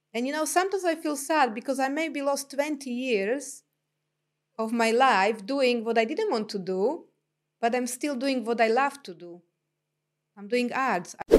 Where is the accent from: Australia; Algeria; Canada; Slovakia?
Slovakia; English is a second language; moved away as an adult; also born or lived in London, England / New Zealand; now in Tauranga, New Zealand; I was born in Slovakia, then ex-Czechoslovakia. It was, uh, in communist e-, era. And then by the time I left the country, I was twenty years old.